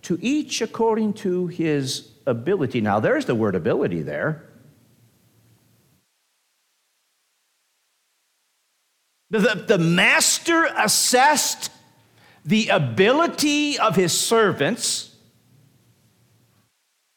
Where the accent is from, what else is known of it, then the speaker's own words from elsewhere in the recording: United States; I'm not ungrateful for being an American